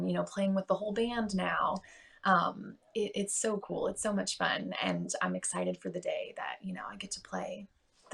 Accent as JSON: {"language": "English", "town": "St. Louis", "region": "Missouri", "country": "United States", "tie": "born or raised there", "moved": "yes", "lives_now": "Nashville, United States", "said": "I'm in St. Louis, it's my hometown"}